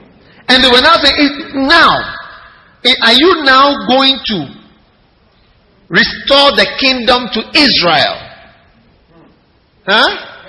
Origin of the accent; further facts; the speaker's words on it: Ghana; I come from Ghana. That is why I'm talking about Ghana.